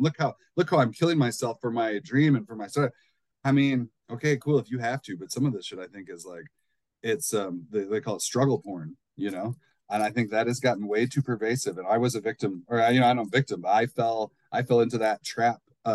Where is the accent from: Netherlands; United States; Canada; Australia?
United States; Midwest; I'm from the Midwest.